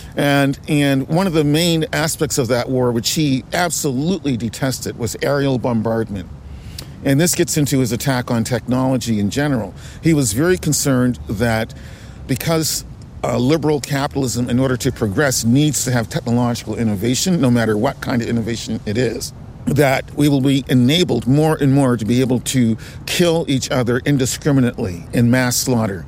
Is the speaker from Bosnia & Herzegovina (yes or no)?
no; Nova Scotia, Canada; growing up in Nova Scotia, growing up in Canada